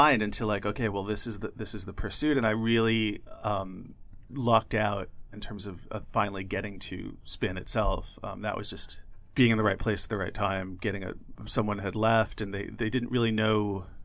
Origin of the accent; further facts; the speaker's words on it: Long Island, New York, United States; I grew up on Long Island